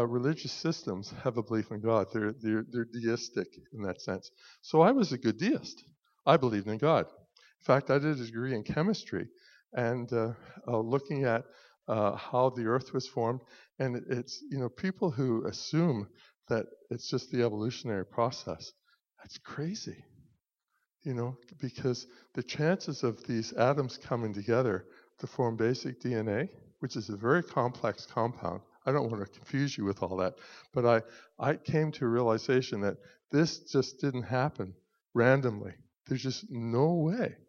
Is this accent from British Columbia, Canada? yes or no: no; Pictou, Nova Scotia, Canada; When I grew up in Pictou, I don't know anybody growing up that had a living relationship with Jesus